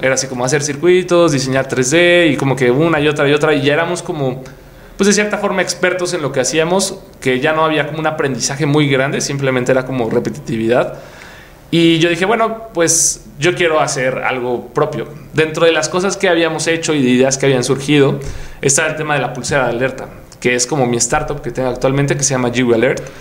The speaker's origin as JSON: {"language": "Spanish", "region": "Puebla", "country": "Mexico", "said": "Yo soy de Puebla"}